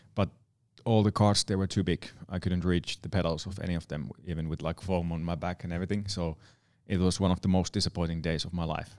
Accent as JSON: {"language": "English", "town": "Nastola", "region": "Päijät-Häme", "country": "Finland", "tie": "born or raised there", "said": "my hometown area, Nastala and Lahti"}